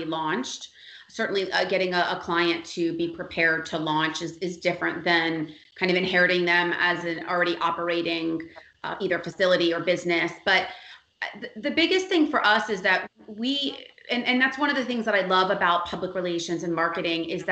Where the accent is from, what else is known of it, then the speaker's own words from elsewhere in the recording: Miami, Florida, United States; I'm a native. I'm born and raised in Miami